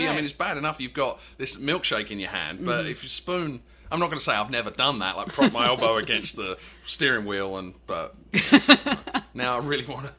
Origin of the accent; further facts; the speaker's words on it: England, United Kingdom; Yeah, I'm from England, blah blah blah.